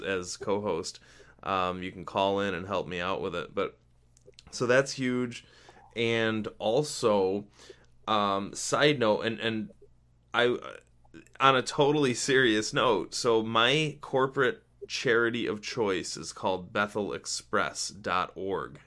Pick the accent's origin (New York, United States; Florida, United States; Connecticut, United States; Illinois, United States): New York, United States; Rochester; in my hometown in rochester we constantly constantly have these Hail Mary plays